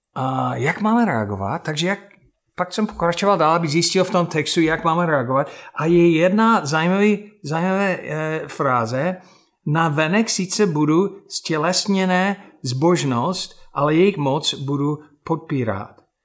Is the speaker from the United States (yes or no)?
yes; United States; Czech is a second language; moved away; já jako Američan